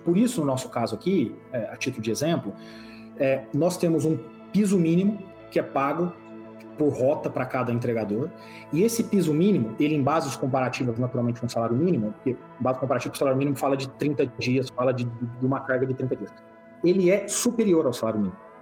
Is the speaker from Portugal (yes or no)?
no; Brazil; a gente, como brasileiro